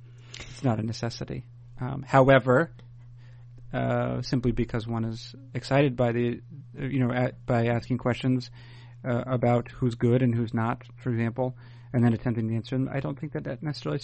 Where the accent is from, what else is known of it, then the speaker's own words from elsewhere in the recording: New England, United States; I grew up in New England in the 80s largely